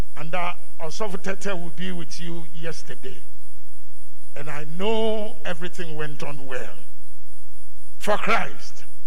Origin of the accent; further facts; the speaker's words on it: Ghana; Where are you from? I said, Ghana.